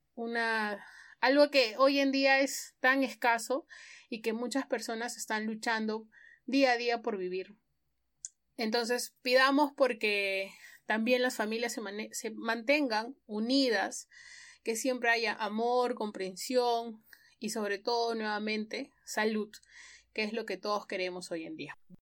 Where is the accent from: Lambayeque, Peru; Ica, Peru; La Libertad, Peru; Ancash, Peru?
Ica, Peru; now in Lima, Peru; yo no soy de Lima, soy de Ica